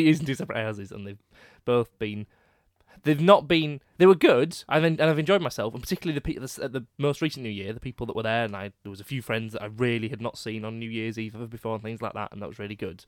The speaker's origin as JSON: {"language": "English", "town": "Leeds", "region": "Yorkshire and the Humber", "country": "United Kingdom", "also_born_or_lived": "Headingley", "said": "I'm from Crossgates"}